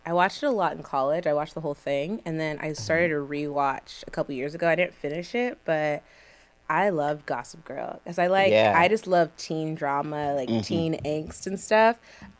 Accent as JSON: {"language": "English", "town": "Stockton", "region": "California", "country": "United States", "moved": "yes", "said": "I'm originally from Stockton, California."}